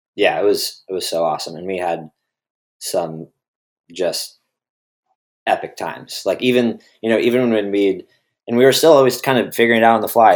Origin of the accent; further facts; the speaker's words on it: Redwood City, California, United States; also born or lived in Boulder, Colorado; I was from Redwood City